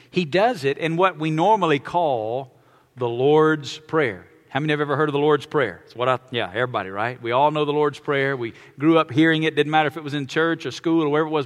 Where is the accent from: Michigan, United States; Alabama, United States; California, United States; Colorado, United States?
Alabama, United States; I was born and raised in Alabama